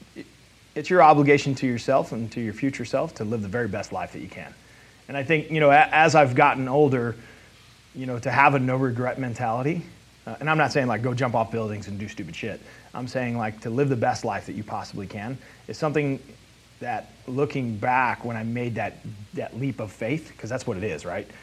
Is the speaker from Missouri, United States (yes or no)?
yes; South County, Missouri, United States; I'm a Hoosier from South County.